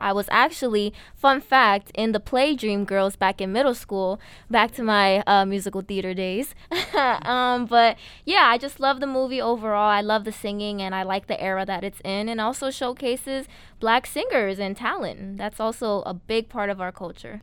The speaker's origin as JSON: {"language": "English", "town": "New York City", "region": "New York", "country": "United States", "said": "I'm from the Bronx, New York. We love the borough"}